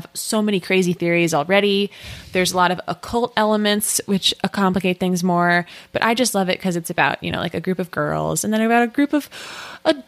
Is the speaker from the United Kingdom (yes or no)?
no; United States; we're American